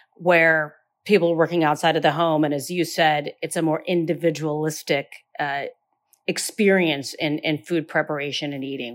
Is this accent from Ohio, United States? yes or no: yes; Northeastern Ohio, United States; Growing up in Northeastern Ohio, I have grown up alongside of, uh, Amish communities